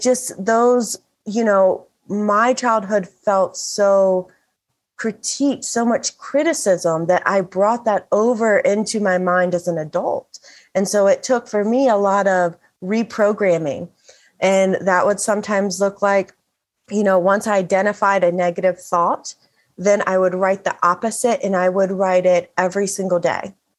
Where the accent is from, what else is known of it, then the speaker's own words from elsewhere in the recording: Bible Belt, the South, United States; The town, my hometown, is referred to as the buckle of the oh, Bible ah, Belt